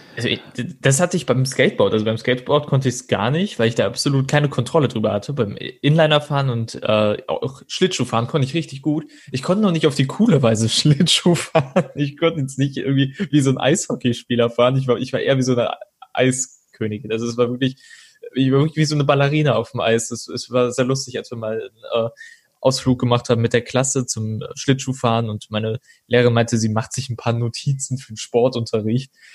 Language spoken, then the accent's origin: German; Troisdorf, North Rhine-Westphalia, Germany; now in Cologne, Germany; geboren und aufgewachsen bin ich in Troisdorf und ähm, dann bin ich äh, 2013 nach Köln gezogen